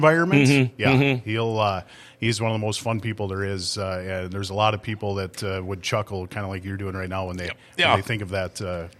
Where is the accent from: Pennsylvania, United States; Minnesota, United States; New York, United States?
Minnesota, United States; Thief River Falls; First and foremost, my dad was one of the rink guys in Thief River for 40 years.